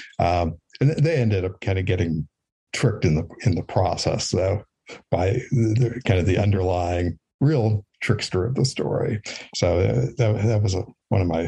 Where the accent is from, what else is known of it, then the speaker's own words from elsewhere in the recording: Western Wisconsin, United States; I grew up in Western Wisconsin, which is also part of cheese country as well.